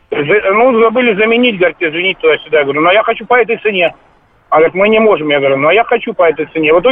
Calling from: Tver, Tver Oblast, Russia; Здравствуйте, я из Твери звоню тоже.

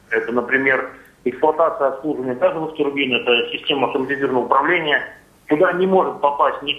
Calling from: Chelyabinsk, Chelyabinsk Oblast, Russia; Я из Челябинска.

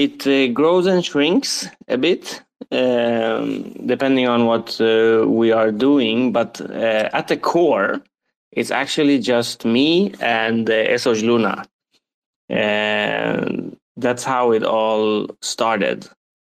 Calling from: Sweden; English is a second language; I'm in Sweden, but I've been working a bit on and off and traveling a lot.

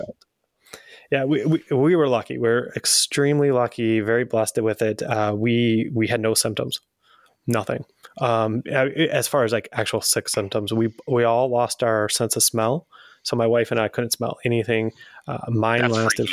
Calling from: Dallas, Texas, United States; I'm calling in from Dallas, Texas

